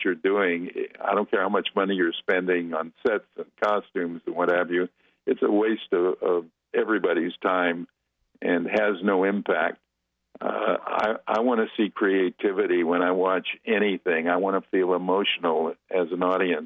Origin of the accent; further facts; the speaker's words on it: Los Angeles, California, United States; I'm a kid from the West Coast in L.A.